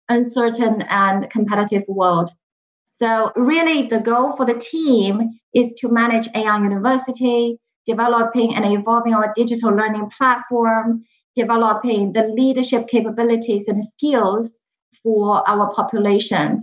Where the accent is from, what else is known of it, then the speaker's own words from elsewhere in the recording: Shanghai, China; English is a second language; moved away as an adult; also born or lived in United Kingdom; now in United States; I was born and raised in Shanghai. I completed all my education there